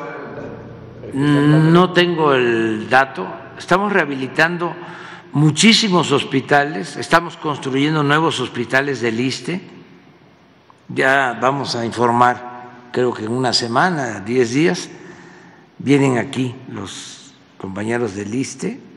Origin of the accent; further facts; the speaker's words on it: Tepetitán, Tabasco, Mexico; moved away as an adult; now in Mexico City, Mexico; yo soy provinciano, como dice este Aguilar Camín, este, soy de Tepetitán, Macuspana, Tabasco